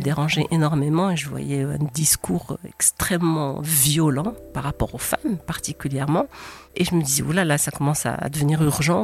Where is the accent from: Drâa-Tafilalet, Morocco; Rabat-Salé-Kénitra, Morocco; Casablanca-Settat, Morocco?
Rabat-Salé-Kénitra, Morocco; Rabat; je suis née à Rabat